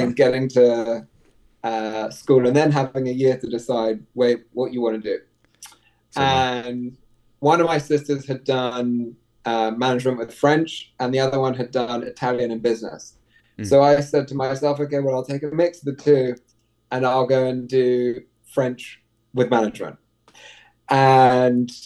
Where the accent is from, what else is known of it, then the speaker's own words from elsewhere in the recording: London, United Kingdom; moved away as an adult; also born or lived in New York; now in Miami, United States; I grew up in London, if you can tell by the accent. Lived there my whole life